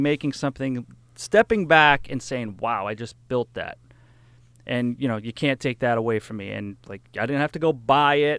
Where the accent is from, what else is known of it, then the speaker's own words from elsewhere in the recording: New Hampshire, United States; I grew up in New Hampshire on this hundred acre farm, and we rented the place